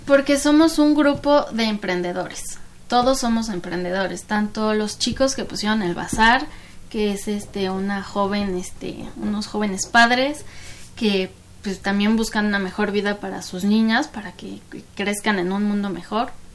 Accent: Mexico; also born or lived in Canada; yo soy mexicana, amo mi país

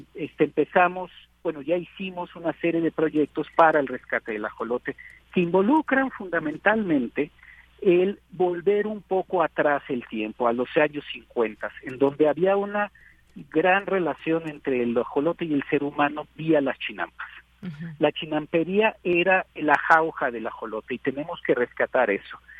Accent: Mexico

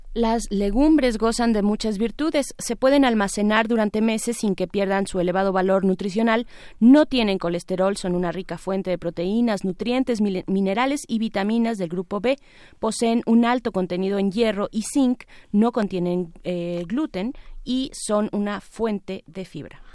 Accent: Mexico; como mexicanos y mexicanas

